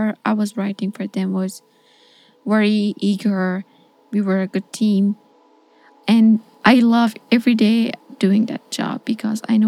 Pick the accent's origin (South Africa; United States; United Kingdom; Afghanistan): Afghanistan; English is a second language; moved away as an adult; I'm a journalist from Afghanistan, and in August of last year, I left